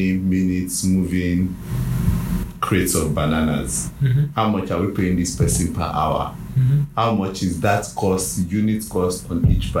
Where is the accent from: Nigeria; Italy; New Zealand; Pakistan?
Nigeria; Me as a Nigerian